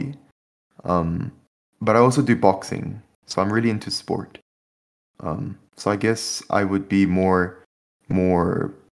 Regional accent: South Korea; I was born in South Korea, and I'm a rapper

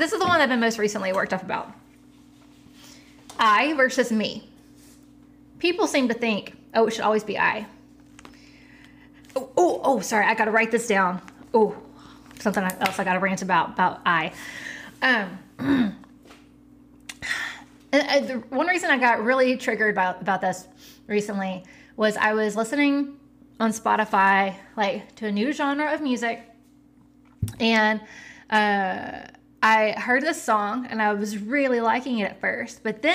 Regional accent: the South, United States; I'm from the South

